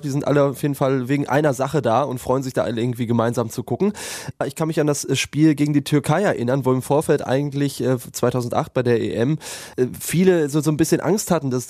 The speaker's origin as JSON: {"language": "German", "region": "England", "country": "United Kingdom", "second_language": "German", "lives_now": "Germany", "said": "Ich, ich komme aus England doch. 1990, wir haben gegen Deutschland verloren."}